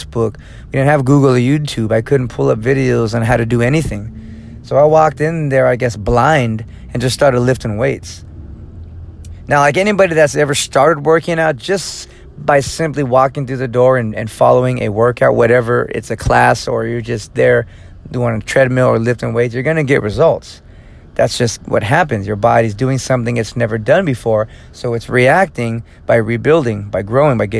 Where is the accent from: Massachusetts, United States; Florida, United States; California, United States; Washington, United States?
California, United States; Fresno; moved away as an adult; now in Lomita, United States; my hometown of Fresno, California, which is about 4 hours north of here